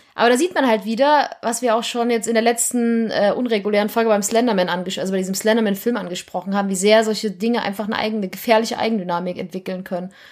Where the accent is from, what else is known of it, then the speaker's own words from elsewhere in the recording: East Germany, Germany; ich komme aus dem Osten